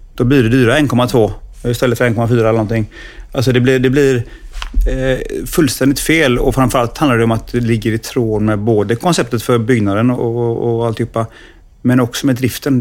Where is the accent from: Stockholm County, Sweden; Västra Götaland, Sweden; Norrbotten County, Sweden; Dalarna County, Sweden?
Västra Götaland, Sweden; Gothenburg; som göteborgare komma hem igen